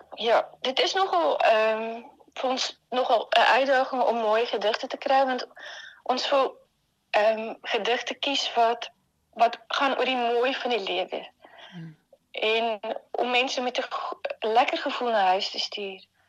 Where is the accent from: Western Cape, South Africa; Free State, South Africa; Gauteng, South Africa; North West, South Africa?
Free State, South Africa; Bloemfontein; moved away as an adult; also born or lived in Stellenbosch / Rotterdam; now in Netherlands; Ek het in Bloemfontein groot geword